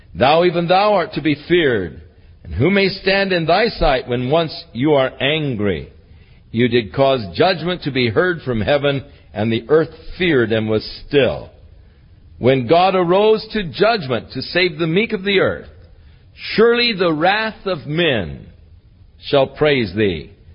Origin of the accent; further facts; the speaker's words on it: Ventura, California, United States; I was born in the Big Sisters Hospital in Ventura.